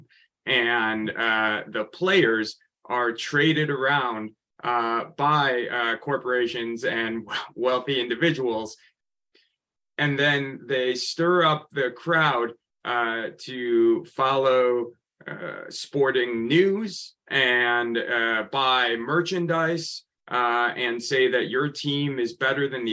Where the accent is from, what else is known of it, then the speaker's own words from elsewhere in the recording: Chicago, Illinois, United States; moved away; growing up in Chicago